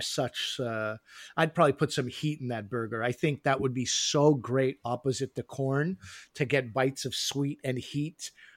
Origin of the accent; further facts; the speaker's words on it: Montreal, Quebec, Canada; moved away; in Quebec, where I grew up in Montreal